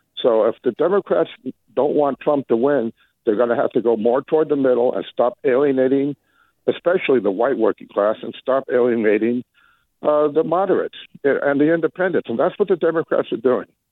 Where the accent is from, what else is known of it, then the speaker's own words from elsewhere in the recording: Louisville, Kentucky, United States; my home state of Louisville, Kentucky